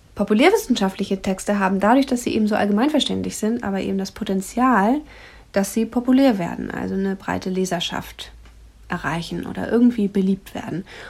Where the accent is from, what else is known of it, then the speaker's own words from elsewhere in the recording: Germany; hier bei uns in Deutschland